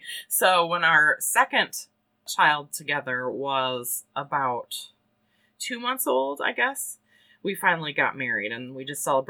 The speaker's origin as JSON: {"language": "English", "town": "Syracuse", "region": "New York", "country": "United States", "tie": "born or raised there", "also_born_or_lived": "Washington State", "said": "So we moved to the East Coast, and I grew up next door to my paternal grandparents near Syracuse, and I lived there through high school, went to SU for communications, and then lived in North Carolina for 9 years"}